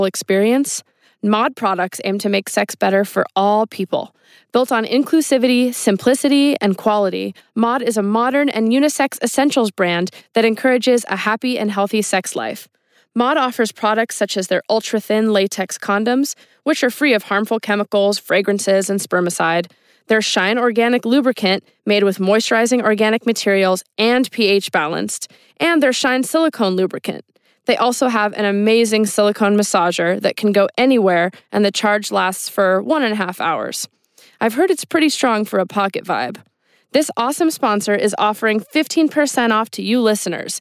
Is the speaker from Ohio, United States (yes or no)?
no; Los Angeles, California, United States; I'm from Chatsworth